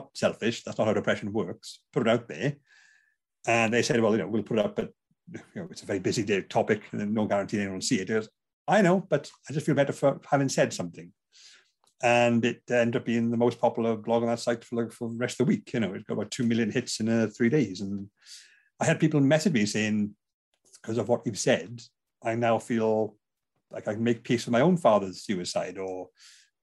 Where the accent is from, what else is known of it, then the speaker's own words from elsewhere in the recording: Bridgend, Wales, United Kingdom; I'm from Bridgend, South Wales